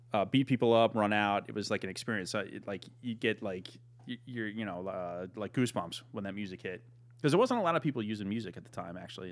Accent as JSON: {"language": "English", "town": "Norfolk", "region": "Virginia", "country": "United States", "tie": "born or raised there", "said": "I grew up in Norfolk, Virginia, right next to the Norfolk Scope"}